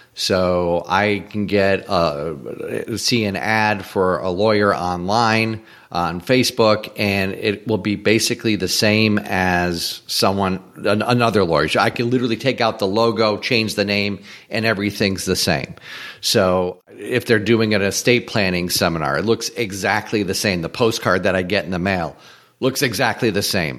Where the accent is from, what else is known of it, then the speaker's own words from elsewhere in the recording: Springfield, Massachusetts, United States; moved away as an adult; also born or lived in Atlanta; I eventually moved out of my hometown from Springfield, Mass to, to Atlanta